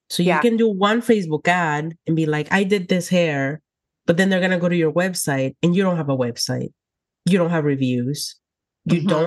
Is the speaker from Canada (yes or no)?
no; Texas, United States; Oh yeah, I came from South Texas, and in South Texas, there is a lot of high demand for our services, which is amazing.